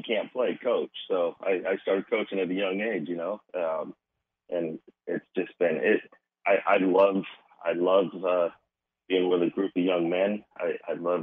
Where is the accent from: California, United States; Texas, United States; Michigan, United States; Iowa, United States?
California, United States; Anaheim; moved away; also born or lived in Oconomowoc, Wisconsin; I grew up in Anaheim, California, about a mile from Disneyland